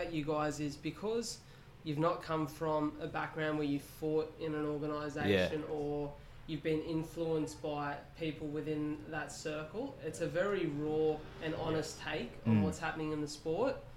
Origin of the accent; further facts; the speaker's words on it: Wollongong, New South Wales, Australia; we come from an area, like I said, that is very supportive, but there's almost a mentality in Wollongong that is limiting to this area